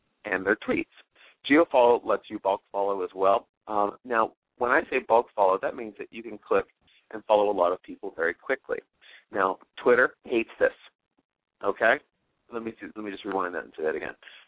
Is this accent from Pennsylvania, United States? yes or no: yes; Pittsburgh, Pennsylvania, United States; my hometown's Pittsburgh, Pennsylvania